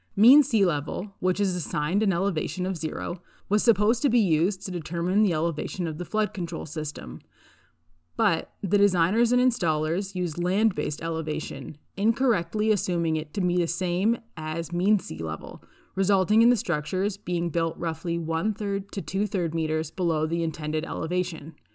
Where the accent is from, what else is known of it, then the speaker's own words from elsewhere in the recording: Calgary, Alberta, Canada; I'm from Calgary, Alberta